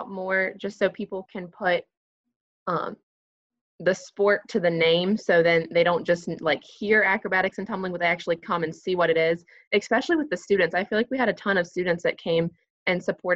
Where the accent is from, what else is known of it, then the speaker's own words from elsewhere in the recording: Tucker County, West Virginia, United States; Well, I'm from Tucker County, West Virginia. So growing up, I was a cheerleader